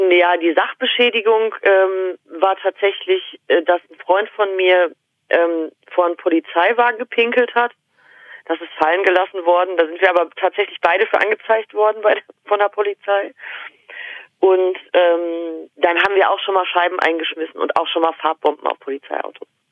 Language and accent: German; Germany; in diesem Dorf gelebt, da in dem wir äh, gewohnt haben